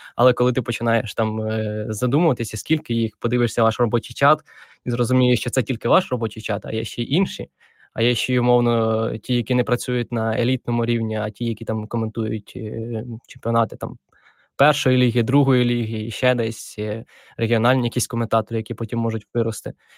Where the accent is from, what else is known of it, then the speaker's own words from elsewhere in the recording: Dnipropetrovsk Oblast, Ukraine; Я народився в Вінницькій області, а потім переїхали ми з батьками в Дніпропетровську